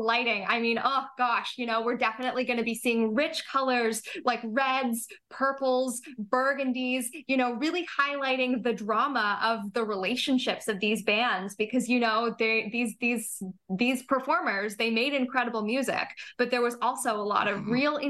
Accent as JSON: {"language": "English", "town": "Toronto", "region": "Ontario", "country": "Canada", "tie": "born or raised there", "said": "I grew up here in Toronto."}